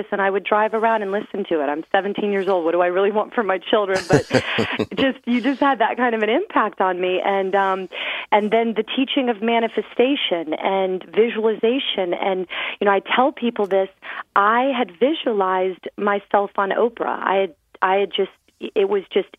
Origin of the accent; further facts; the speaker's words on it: Clearwater, Florida, United States; I grew up on Clearwater Beach, Florida.